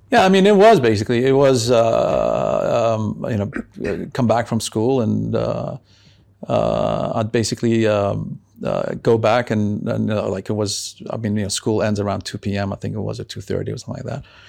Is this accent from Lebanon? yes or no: yes; Beirut, Beirut Governorate, Lebanon; now in Amman, Jordan; I was brought up in Beirut.